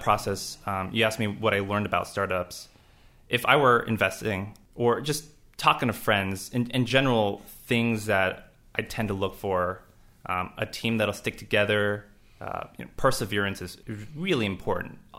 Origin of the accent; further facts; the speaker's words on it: Los Angeles, California, United States; moved away; I grew up in Los Angeles